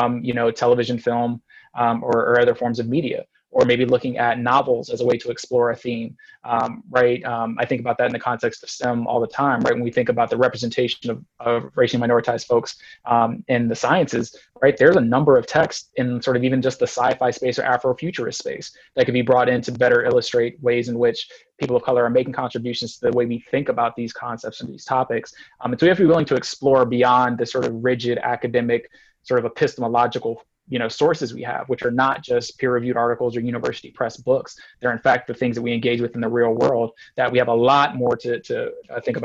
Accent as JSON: {"language": "English", "town": "San Antonio", "region": "Texas", "country": "United States", "tie": "born or raised there", "said": "I was born in San Antonio"}